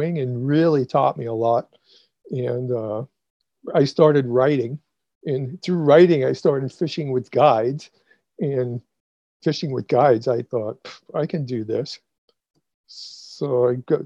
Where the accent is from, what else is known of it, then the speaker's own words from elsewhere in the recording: Massachusetts, United States; moved away as an adult; also born or lived in suburban Boston / Brazil; now in Florida, United States; I grew up in Massachusetts.